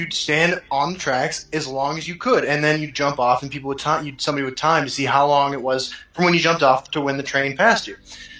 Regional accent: Kansas, United States; From Kansas.

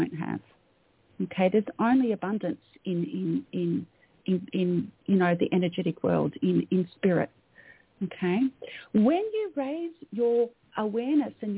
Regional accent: Melbourne, Victoria, Australia; So I'm an Australian. I was born in Melbourne, Australia. You can probably tell by my accent.

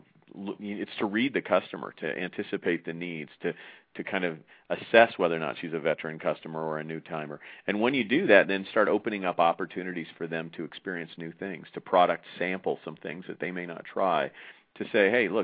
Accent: United States; I'm from the United States

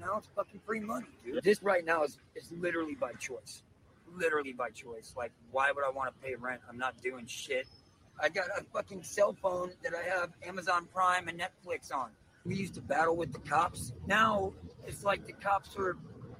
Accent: United States; now in San Francisco, United States; Louisiana, Texas.

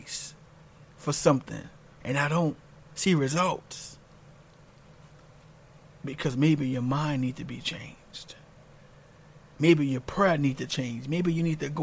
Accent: New Orleans, Louisiana, United States; I'm from New Orleans, Louisiana, and I remember, you know, growing up there

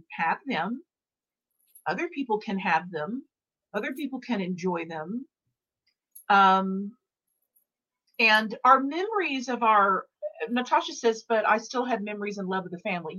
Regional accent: Dallas, Texas, United States; moved away; also born or lived in New York / Los Angeles / Mexico; I'm from Dallas. I lived in New York. I've lived in LA. I lived in Mexico for a moment

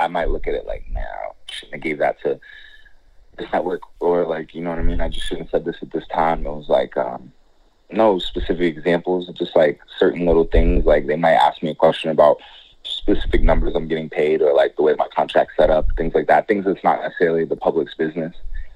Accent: Midwest, United States; now in South Florida, United States; I come from the Midwest

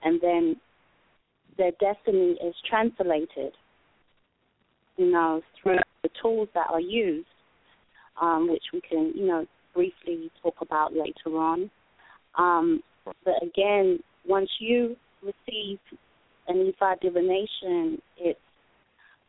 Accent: London, United Kingdom; moved away; I'm originally from London

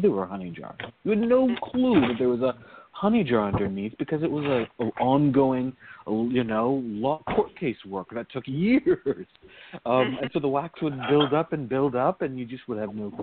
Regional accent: Virginia, United States; growing up in Virginia

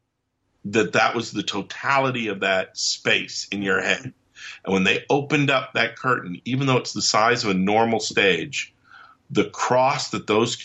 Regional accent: England, United Kingdom; when I was growing up in England

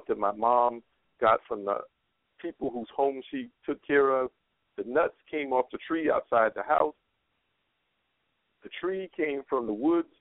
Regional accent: Carolina, United States; When I was growing up in Carolina

